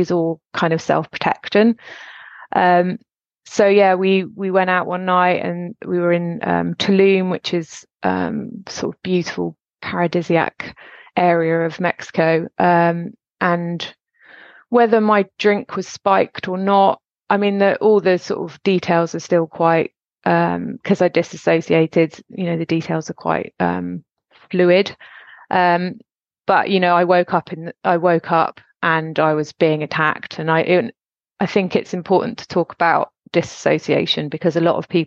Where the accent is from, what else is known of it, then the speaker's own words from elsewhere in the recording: Gloucestershire, South West England, United Kingdom; also born or lived in Suffolk; we moved from Suffolk to Gloucestershire when I was 8.